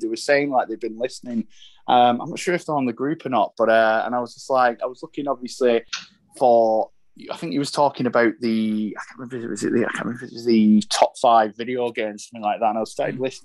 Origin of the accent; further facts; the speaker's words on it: Lancashire, North West England, United Kingdom; from Lancashire, born and bred here